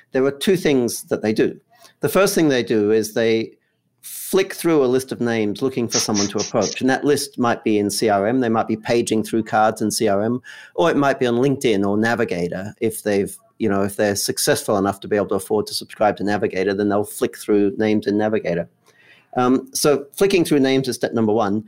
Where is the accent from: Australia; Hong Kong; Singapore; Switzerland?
Australia; moved away as an adult; now in Los Angeles, United States; I'm based in Los Angeles, although I grew up in Australia